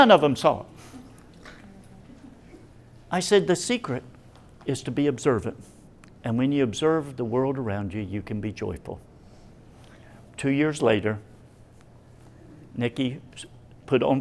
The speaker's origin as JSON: {"language": "English", "region": "Appalachia", "country": "United States", "said": "I'm Appalachian"}